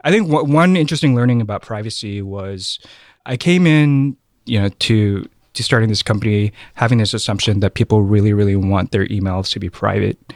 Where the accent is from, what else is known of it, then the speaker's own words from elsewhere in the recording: Oakland, California, United States; also born or lived in Thailand; I was raised in Oakland